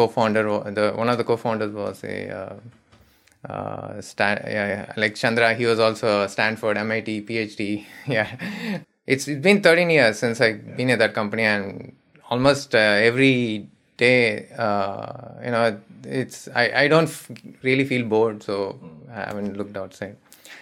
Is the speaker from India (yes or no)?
yes; Madurai, Tamil Nadu, India; also born or lived in Chennai; So I grew up in a small town called Madurai. I was born in Madurai. It's very famous. It's a very old city.